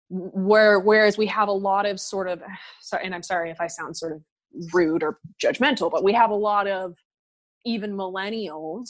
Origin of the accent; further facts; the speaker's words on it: United States; I as an American